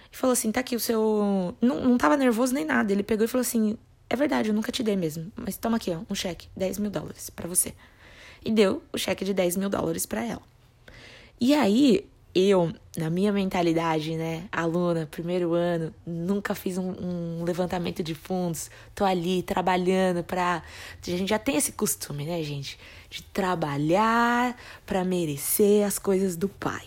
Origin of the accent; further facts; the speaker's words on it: Brazil; como brasileiros, nós temos